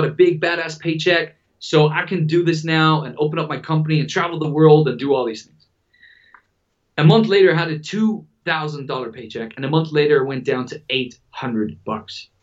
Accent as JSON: {"language": "English", "country": "Germany", "also_born_or_lived": "Dubai", "moved": "as an adult", "said": "I'm from Germany."}